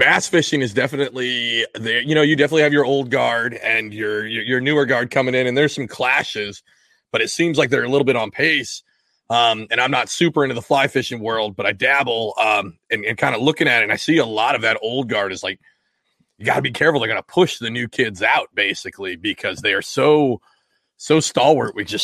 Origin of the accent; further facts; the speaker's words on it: Washington, United States; I grew up fly fishing in Washington State